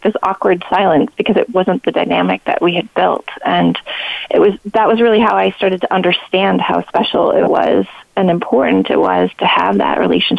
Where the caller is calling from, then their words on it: Philadelphia, Pennsylvania, United States; So today, normally I'm calling from the Philadelphia area.